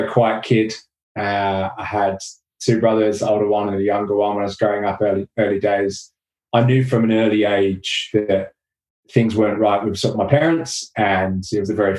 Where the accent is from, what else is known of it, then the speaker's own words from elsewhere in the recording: Watford, East of England, United Kingdom; moved away; also born or lived in London / Australia; came back to my hometown in Watford